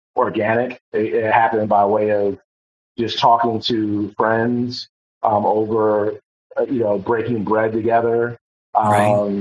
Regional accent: Euclid, Ohio, United States; moved away; I grew up in Cleveland, Ohio.

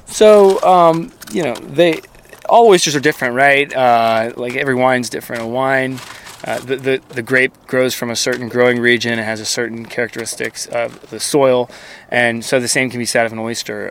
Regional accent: Lakeland, Florida, United States; I grew up in Lakeland, Florida on Lake Luther Road. I went to Lake Gibson High School.

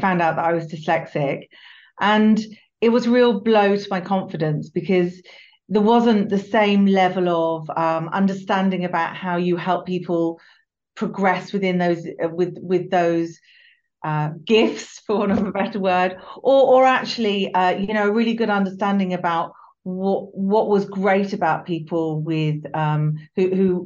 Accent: United Kingdom; also born or lived in London; I grew up just outside of London

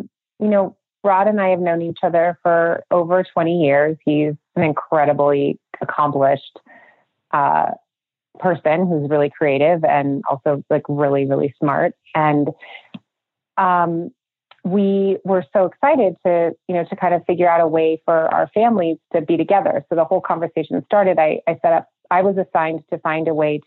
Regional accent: Minnesota, United States; moved away as an adult; also born or lived in Manhattan; now in Idaho, United States; I grew up in Minnesota. Yeah, Andrea and I were best friends from growing up in Minnesota

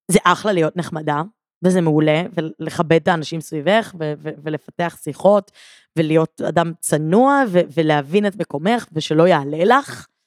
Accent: Givatayim, Tel Aviv District, Israel

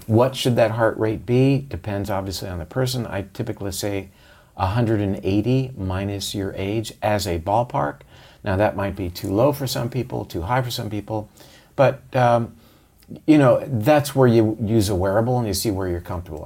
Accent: Florida, United States; we did drink a lot of orange juice growing up in Florida

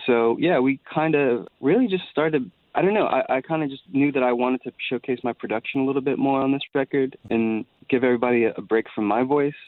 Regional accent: Columbia, South Carolina, United States; I am a country boy. I am from South Carolina.

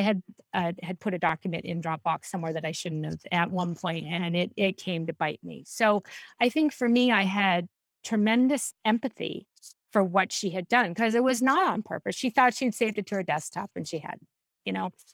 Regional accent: San Diego, California, United States; also born or lived in Mendocino, California; now in Boston, United States; I grew up in San Diego. and I lived there until I was twelve

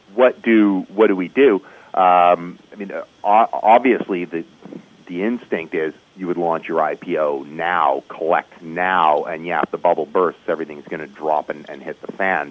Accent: Canada; as a Canadian

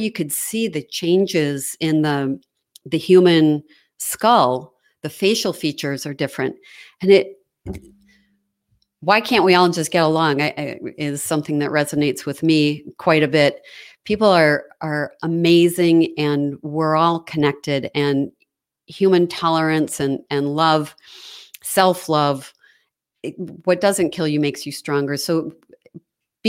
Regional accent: Chicago, Illinois, United States; moved away; also born or lived in Wisconsin; I grew up in Chicago

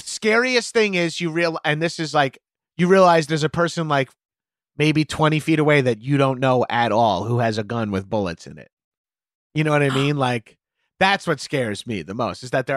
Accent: New York, United States; I grew up in New York in the 90s and 2000s

